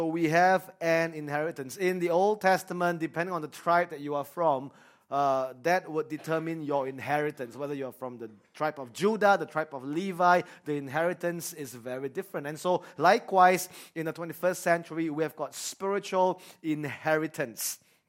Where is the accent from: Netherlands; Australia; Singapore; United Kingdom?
Singapore; growing up in Singapore, we are very afraid of responsibilities.